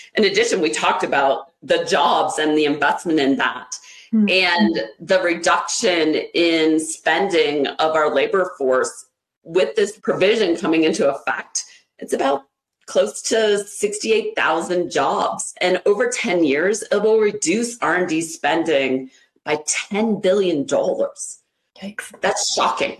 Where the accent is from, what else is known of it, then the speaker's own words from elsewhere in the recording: Ohio, United States; I was born and raised in Ohio